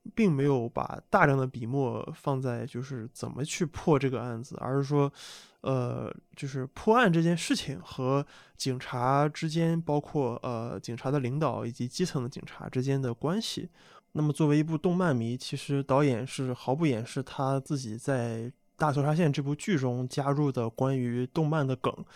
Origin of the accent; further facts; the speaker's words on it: Qingdao, Shandong, China; 我作为一个中国人，我特别我又是山东青岛出生的